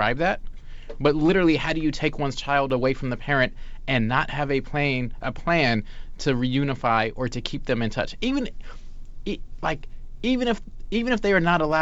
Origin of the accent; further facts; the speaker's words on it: Los Angeles, California, United States; moved away; also born or lived in New York; I often claim New York, but I grew up in Los Angeles